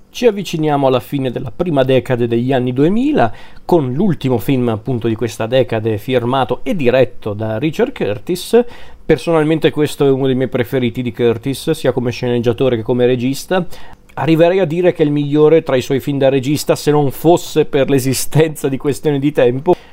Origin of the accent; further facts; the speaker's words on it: Lombardy, Italy; sono lombardo